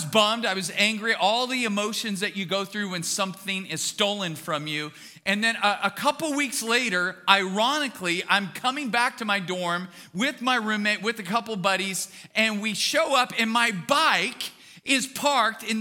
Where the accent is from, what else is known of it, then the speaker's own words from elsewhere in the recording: Bakersfield, California, United States; I was born and raised in Bakersfield